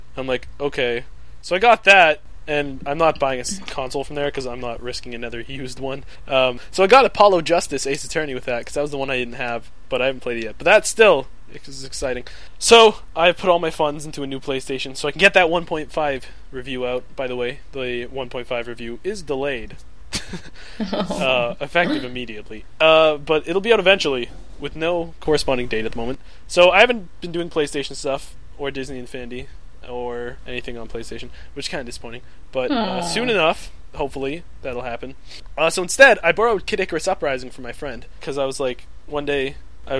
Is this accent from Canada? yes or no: yes; Canada; I'm a Canadian